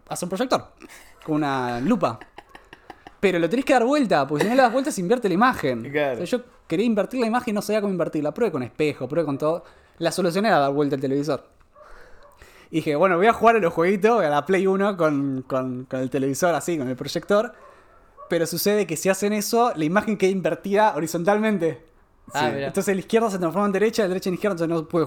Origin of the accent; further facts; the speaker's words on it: Conurbano, Morón, Buenos Aires Province, Argentina; En realidad nací en Conurbano, Morón. Ah, mira Y a los ocho años, sí, viví en Buenos Aires, ahí en Conurbano, ocho años y después me mudé a un pueblo.